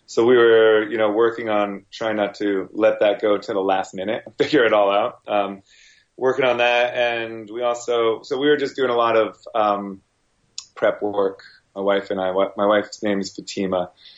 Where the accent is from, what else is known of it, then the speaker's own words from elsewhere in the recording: New York, United States; also born or lived in New Jersey; I was born in Jersey, Northern Jersey, lived in, over in Rockland County for a good portion of my life. And then my parents moved me up way upstate to like Cowtown, USA, up in, up near Hudson, New York